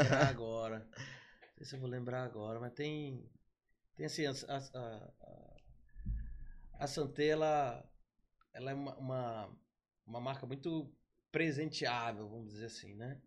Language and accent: Portuguese; São Luís, Maranhão, Brazil; also born or lived in Brasília; sou de São Luís, mais precisamente do Hospital Português